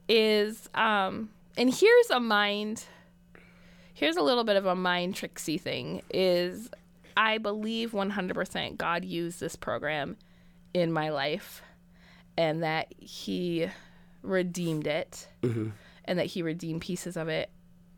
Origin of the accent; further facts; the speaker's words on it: Michigan, United States; moved away as an adult; I was raised in Michigan